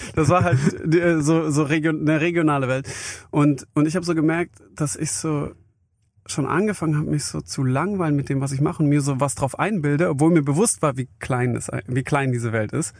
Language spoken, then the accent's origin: German; near Stuttgart, Baden-Württemberg, Germany; also born or lived in Vienna, Austria; Ich bin bei Stuttgart groß geworden.